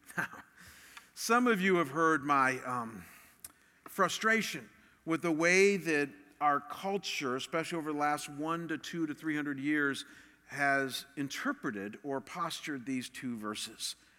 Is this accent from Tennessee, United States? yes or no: no; Chagrin Falls, Ohio, United States; my hometown, Chagrin Falls